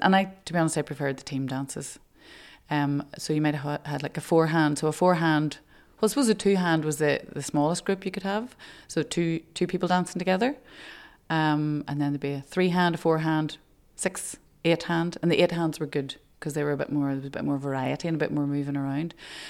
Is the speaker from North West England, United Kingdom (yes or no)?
no; Strabane, Northern Ireland, United Kingdom; moved away; I had a great time growing up in Strabane. It was a very close-knit community. Most of my cousins lived there and the rest of my cousins lived in Oma, which was only about 20 miles up the road.